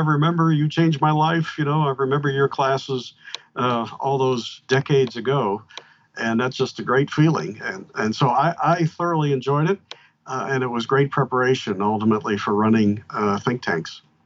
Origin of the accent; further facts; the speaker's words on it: Pennsylvania, United States; now in Georgia, United States; Pennsylvania, my home state